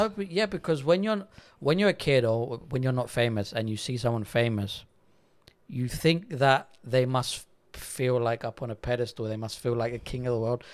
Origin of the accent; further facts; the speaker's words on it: Paralimni, Cyprus; accent: English; also born or lived in London, England / Netherlands; I was eight years old, we moved from London to Cyprus